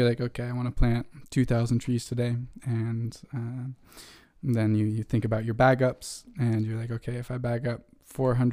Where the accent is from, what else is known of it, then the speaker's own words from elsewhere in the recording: Vermont, United States; from Vermont, the independent state of Vermont